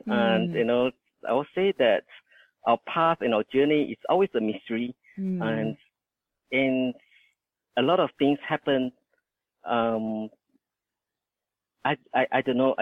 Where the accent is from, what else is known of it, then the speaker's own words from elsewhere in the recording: Indonesia; now in Australia; that's where I was born in Indonesia